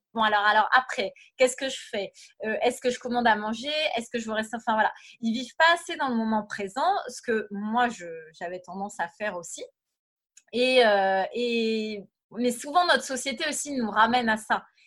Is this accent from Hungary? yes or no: no; Brittany, France; moved away as an adult; also born or lived in Paris / Los Angeles / Cambodia; je suis à la base, je suis bretonne